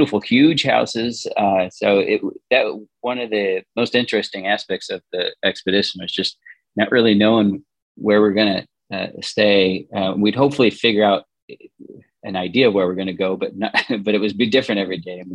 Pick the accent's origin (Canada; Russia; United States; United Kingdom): United States; Indiana; now in Connecticut, United States; we live in Connecticut. I grew up in Indiana